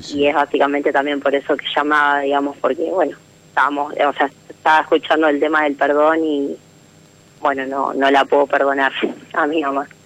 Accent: Rosario, Santa Fe, Argentina; De Rosario.

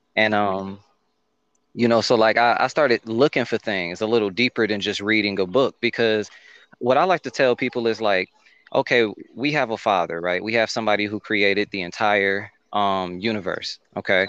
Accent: Detroit, Michigan, United States; moved away; I'm from Detroit, Michigan, originally

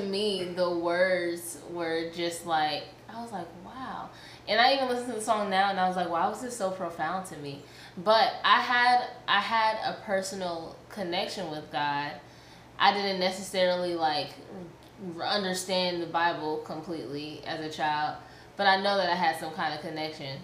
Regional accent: New York City, New York, United States; moved away; also born or lived in Columbus, Georgia; I was raised in Queens, New York

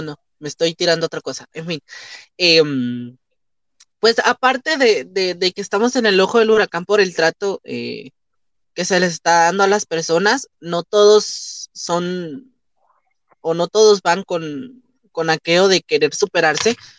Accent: Guatemala; como guatemaltecos nunca vamos a hablar mal de nosotros

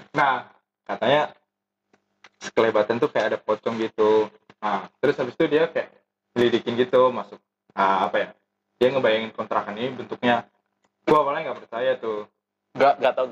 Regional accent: Indonesia; accent: Javanese; maaf maaf kalau bahasa Jawa eh kalau bahasa Indonesia gue terlalu logat bahasa Jawa gitu medok gitu

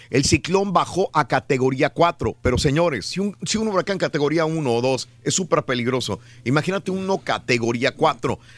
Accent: northern Mexico, Mexico; para la gente que somos del norte de México.

